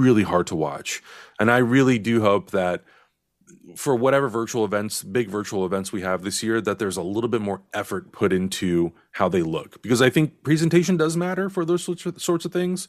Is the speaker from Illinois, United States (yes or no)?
no; San Diego, California, United States; moved away; I'm from San Diego, so my family is all down there